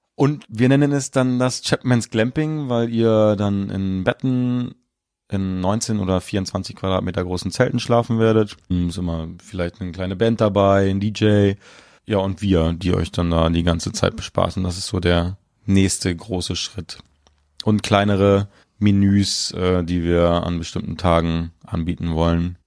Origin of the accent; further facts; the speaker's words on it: Mecklenburg-Vorpommern, Germany; moved away; Ich komme gebürtig aus Mecklenburg-Vorpommern